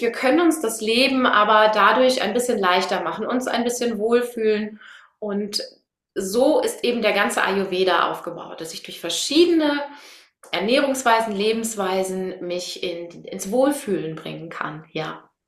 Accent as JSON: {"language": "German", "area": "Münsterland", "region": "North Rhine-Westphalia", "country": "Germany", "said": "Ich komme aus dem Münsterland"}